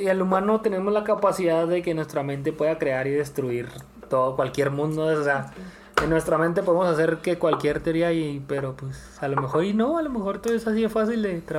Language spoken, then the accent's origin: Spanish; Mexico; now in United States